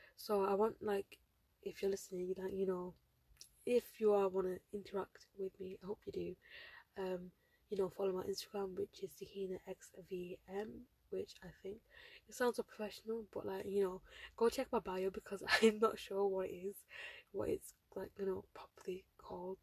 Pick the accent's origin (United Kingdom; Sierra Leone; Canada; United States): United Kingdom; I'm a British Bengali Muslim girl